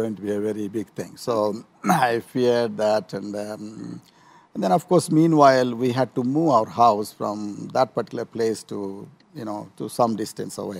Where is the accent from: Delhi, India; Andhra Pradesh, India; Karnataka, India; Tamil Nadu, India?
Andhra Pradesh, India; Chirala; moved away as an adult; now in Kenya; I come from a place called Chirala